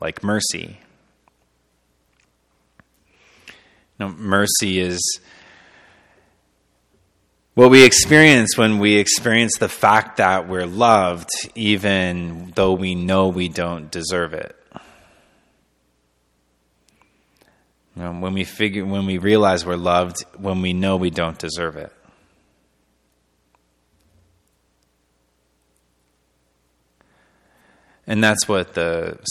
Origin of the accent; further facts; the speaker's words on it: Pinckney, Michigan, United States; now in Alma, United States; where I grew up in Pinckney. It's this little small town